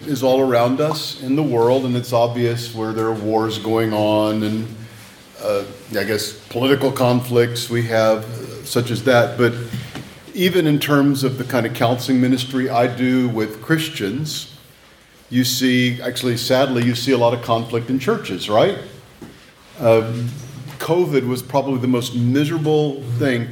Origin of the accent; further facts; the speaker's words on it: Texas, United States; moved away as an adult; now in North Carolina, United States; I'm a Texan living in exile, and so I flash Whataburger stuff to indicate my loyalty more to my home state